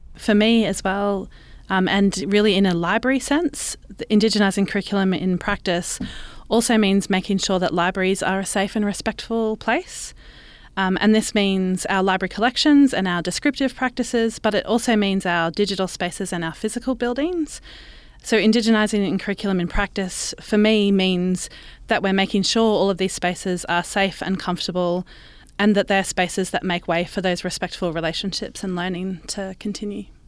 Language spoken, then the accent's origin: English; Brisbane, Queensland, Australia; I was born and raised in Brisbane on Turrbal and Yugara country.